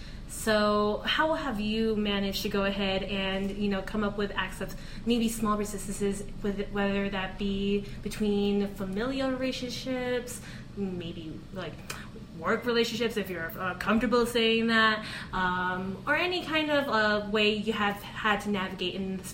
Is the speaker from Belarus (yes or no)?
no; Philippines; prescribing to that as a Filipino in order to kind of...